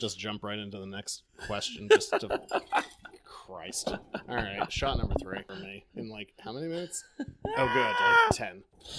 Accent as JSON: {"language": "English", "region": "Maine", "country": "United States", "said": "we are from Maine."}